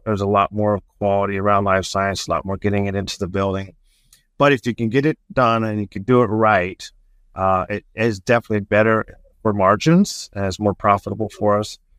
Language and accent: English; Southern California, United States; moved away as an adult; now in Indiana, United States; I was born and raised on the West Coast in, uh, Southern California